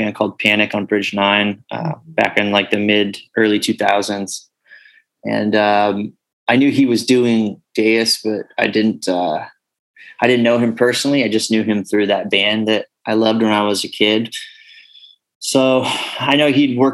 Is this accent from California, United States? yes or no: yes; North Bay, California, United States; also born or lived in Rohnert Park; Zed and I grew up together in the North Bay hardcore scene